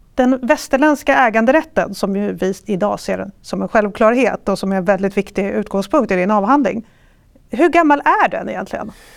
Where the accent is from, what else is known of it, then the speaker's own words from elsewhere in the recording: Stockholm, Stockholm County, Sweden; som stockholmare